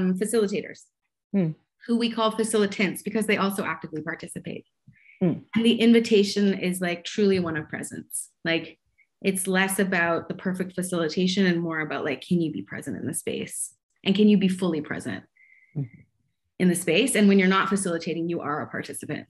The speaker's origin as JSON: {"language": "English", "town": "Montreal", "region": "Quebec", "country": "Canada", "tie": "born or raised there", "also_born_or_lived": "Vancouver", "moved": "yes", "lives_now": "Toronto, Canada", "said": "I grew up in Montreal as an Anglo"}